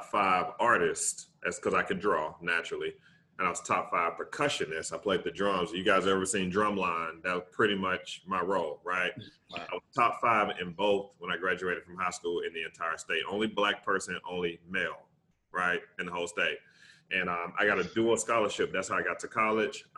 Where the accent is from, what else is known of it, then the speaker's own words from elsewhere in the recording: Tuscaloosa, Alabama, United States; I'm from Tuscaloosa, Alabama